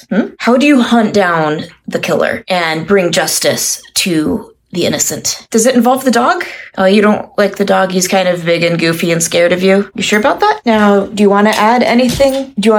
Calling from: Portland, Oregon, United States; I'm calling in from Portland, Oregon.

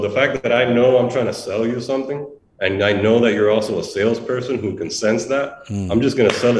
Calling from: Miami, Florida, United States; I know you don't know me. I'm calling you from Miami.

